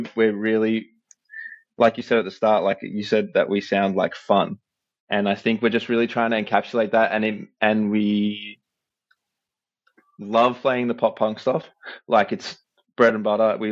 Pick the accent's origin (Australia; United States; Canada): Australia; we're from Australia